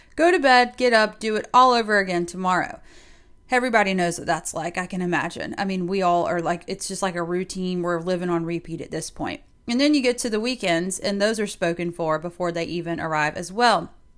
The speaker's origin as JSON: {"language": "English", "region": "South Carolina", "country": "United States", "moved": "yes", "said": "we both happened to be from South Carolina"}